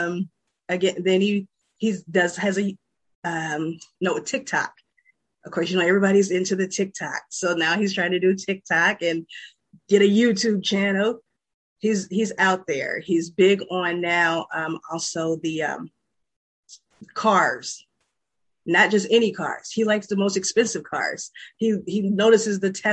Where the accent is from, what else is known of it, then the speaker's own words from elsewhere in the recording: Peoria, Illinois, United States; now in Chicago, United States; originally from Peoria, Illinois. I now reside in Chicago, Illinois